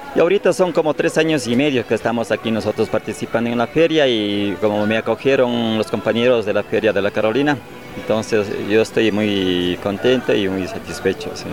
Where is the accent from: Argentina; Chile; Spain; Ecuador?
Ecuador; Archidona, Napo; Yo vengo de la Amazonía, digamos, de, de, de Cantón Archidona. ¿Ya? Sí, de Parroquia San Pablo vengo de ahí